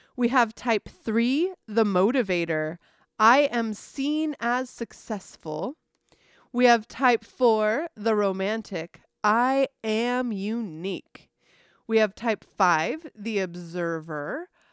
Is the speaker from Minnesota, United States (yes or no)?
no; San Diego, California, United States; I grew up in San Diego